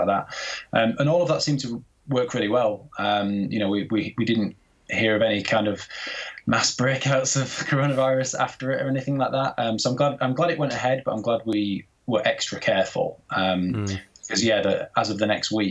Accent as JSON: {"language": "English", "town": "Goole", "region": "Yorkshire and the Humber", "country": "United Kingdom", "also_born_or_lived": "Leeds", "accent": "generic Yorkshire", "moved": "as an adult", "said": "originally I'm from East Yorkshire, so I'm from a little town called Goole, which is kind of near to Hull"}